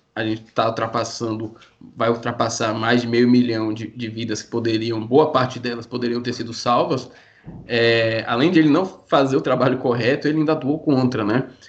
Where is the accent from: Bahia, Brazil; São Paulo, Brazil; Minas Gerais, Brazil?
Bahia, Brazil; Eu particularmente sou daqui da Bahia